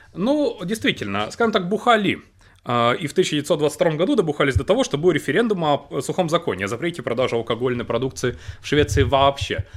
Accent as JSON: {"language": "Russian", "town": "Krasnodar", "region": "Krasnodar Krai", "country": "Russia", "tie": "born or raised there", "moved": "yes", "said": "я приехал в родной город Краснодар"}